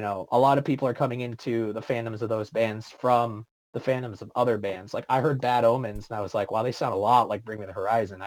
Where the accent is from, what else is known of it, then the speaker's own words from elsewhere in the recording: East Bay, San Francisco Bay Area, California, United States; moved away as an adult; now in Texas, United States; my hometown, which out in the Bay Area, in the, like the East Bay area